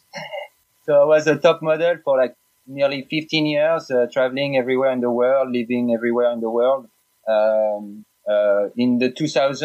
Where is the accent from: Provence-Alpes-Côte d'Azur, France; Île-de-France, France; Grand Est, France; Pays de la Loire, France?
Île-de-France, France; Paris; English is a second language; moved away as an adult; also born or lived in Oregon; now in Ashland, United States; I'm originally from Paris, France